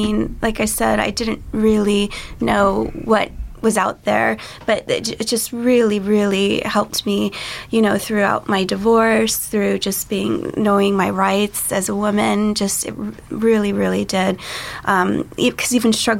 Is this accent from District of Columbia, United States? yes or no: no; California, United States; moved away as an adult